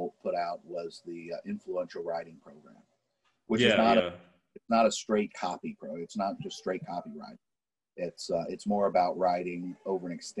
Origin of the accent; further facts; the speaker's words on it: United States; As an American